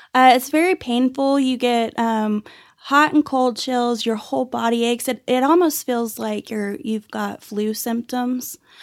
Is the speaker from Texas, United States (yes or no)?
yes; Dallas-Fort Worth area, Texas, United States; also born or lived in Irving, Texas; now in Amarillo, United States; I was actually born and raised in, uh, Dallas-Fort Worth area. I was born in Irving and grew up all over the Metroplex